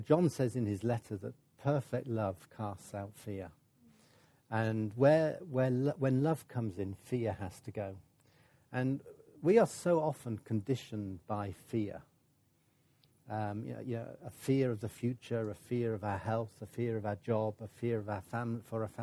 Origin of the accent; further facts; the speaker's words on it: United Kingdom; I'm British